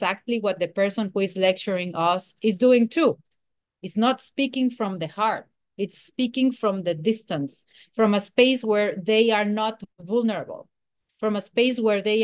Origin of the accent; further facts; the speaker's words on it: Mexico City, Mexico; I am from Mexico City